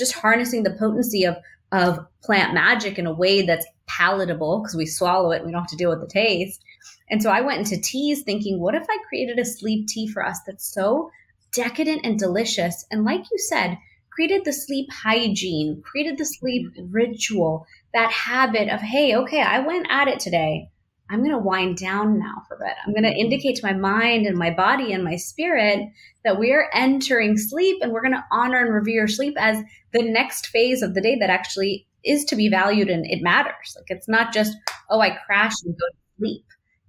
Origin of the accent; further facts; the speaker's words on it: India; I thought, well, I'm Indian. I've eaten turmeric my whole life.